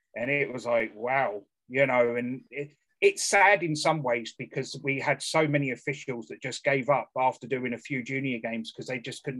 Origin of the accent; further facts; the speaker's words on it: Bracknell, South East England, United Kingdom; also born or lived in Surrey; I grew up in Bracknell, obviously, when I was a lot younger.